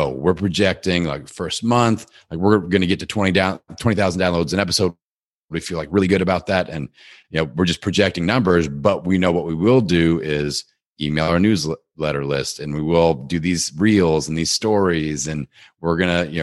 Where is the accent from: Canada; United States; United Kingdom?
United States; Midwest; I'm like I'm from the Midwest. I can I can do whatever.